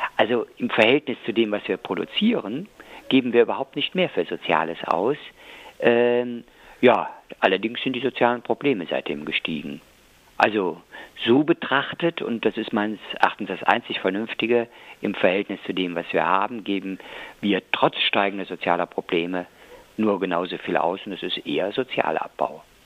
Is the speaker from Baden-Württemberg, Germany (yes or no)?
no; Cologne, North Rhine-Westphalia, Germany; als Kölner